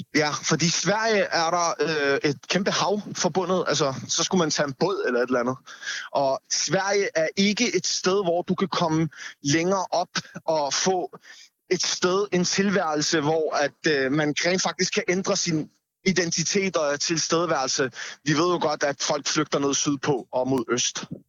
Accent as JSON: {"language": "Danish", "town": "Copenhagen", "region": "Capital Region of Denmark", "country": "Denmark", "tie": "born or raised there", "first_language": "Danish", "said": "man er jo vokset op her, men det er ens modersmål, altså i hvert fald for mit, tid, øh, for mit vedkommende, det er mit modersmål, Danmark er mit land, Nørrebro er min"}